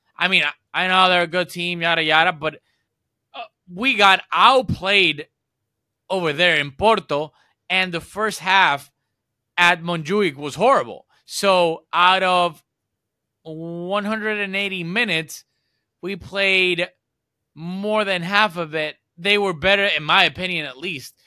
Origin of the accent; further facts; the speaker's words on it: Puerto Rico; I'm from Puerto Rico